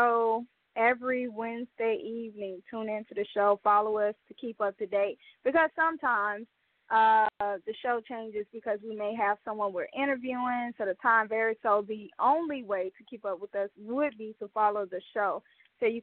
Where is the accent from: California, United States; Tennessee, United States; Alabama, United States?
Alabama, United States; Mobile; a local artist from the Mobile, Alabama, Port City, Bay Area, my hometown.